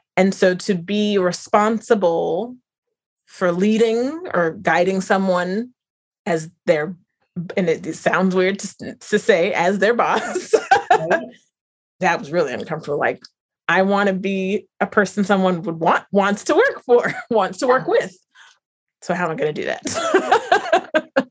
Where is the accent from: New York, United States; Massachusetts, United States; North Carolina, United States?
North Carolina, United States; where I grew up in North Carolina